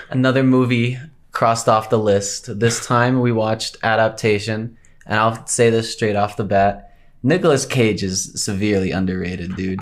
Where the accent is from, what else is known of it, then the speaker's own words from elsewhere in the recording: Colorado, United States; I'm from Colorado, born and raised.